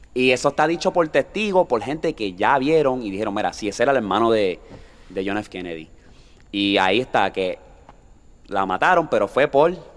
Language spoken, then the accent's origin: Spanish; Toa Baja, Puerto Rico; estamos aquí en mi pueblo